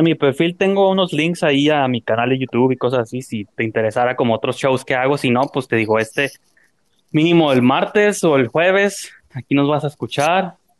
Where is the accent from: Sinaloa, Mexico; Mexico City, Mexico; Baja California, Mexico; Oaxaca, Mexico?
Baja California, Mexico; Tijuana; born or raised there